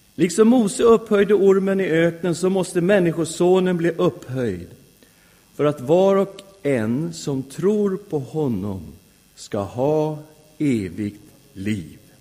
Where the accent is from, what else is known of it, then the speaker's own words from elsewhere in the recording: Sweden; Jag är svensk därför att jag har svenska föräldrar